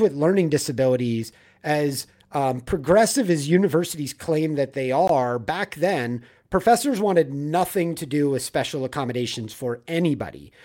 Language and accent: English; Manhattan Beach, California, United States; also born or lived in Los Angeles; I grew up in Manhattan Beach, so south of L